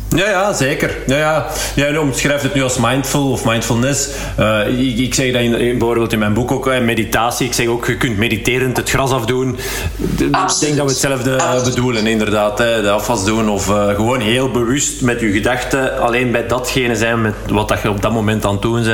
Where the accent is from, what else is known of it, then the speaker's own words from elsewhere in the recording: Hallaar, Flanders, Belgium; in Hallaar, uh, waar ik ben opgegroeid